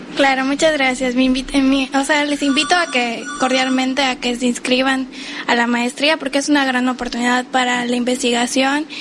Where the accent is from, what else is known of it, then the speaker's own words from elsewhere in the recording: Mérida, Yucatán, Mexico; moved away as an adult; now in Cozumel, Mexico; Yo soy de Mérida, Yucatán